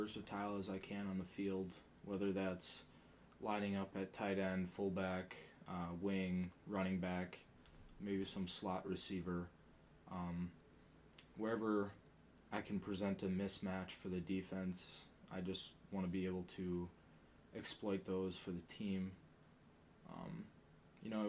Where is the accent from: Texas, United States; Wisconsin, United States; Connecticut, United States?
Wisconsin, United States; Spencer; moved away as an adult; also born or lived in Marshfield, Wisconsin / Fargo, North Dakota; I'm from a little town in central Wisconsin, Spencer, originally from the Dirty Marshfield